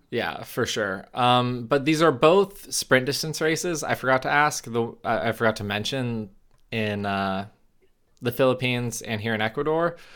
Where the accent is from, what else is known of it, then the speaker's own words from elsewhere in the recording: United States; As an American